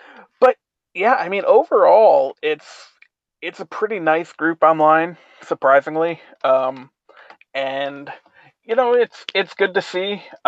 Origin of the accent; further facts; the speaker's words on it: Chicago, Illinois, United States; now in St. Louis, United States; I am from the Midwest. I'm from Chicago originally. I live in St. Louis